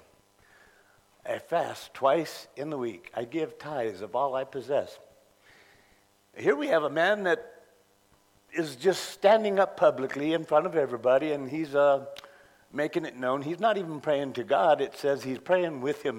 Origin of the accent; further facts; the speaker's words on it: Contra Costa County, California, United States; moved away; I grew up in Contra Costa, California, Contra Costa County in California